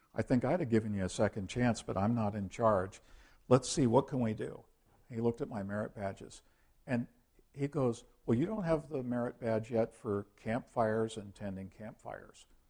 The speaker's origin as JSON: {"language": "English", "country": "United States", "said": "we used to do missionary work to the world as American Christians"}